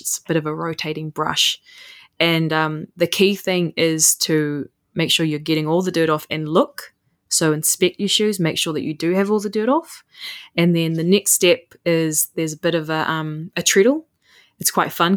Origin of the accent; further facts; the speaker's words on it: Puketi Forest, Northland, New Zealand; I'm from Puketi Forest, which is now the forest that I work